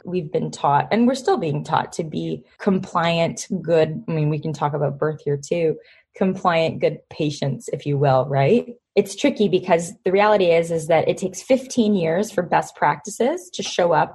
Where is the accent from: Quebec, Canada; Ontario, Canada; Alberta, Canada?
Ontario, Canada; Toronto; my hometown